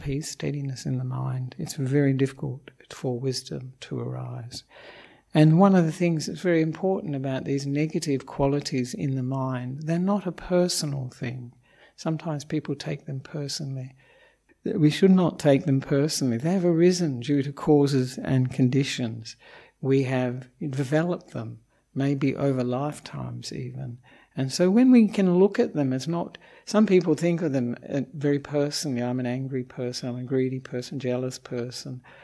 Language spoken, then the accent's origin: English; Australia; also born or lived in Melbourne / Perth; I'm an Australian monk